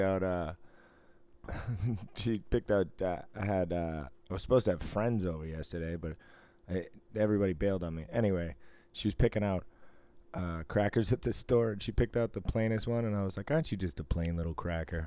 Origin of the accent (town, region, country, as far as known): Boston, Massachusetts, United States